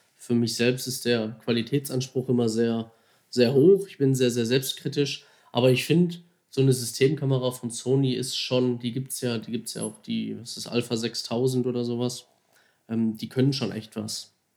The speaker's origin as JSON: {"language": "German", "town": "Duisburg", "region": "North Rhine-Westphalia", "country": "Germany", "tie": "born or raised there", "also_born_or_lived": "Mülheim an der Ruhr", "said": "Gebürtiger Duisburger. Ich versuche das immer ein bisschen zu verstecken, dass man das nicht so raushört"}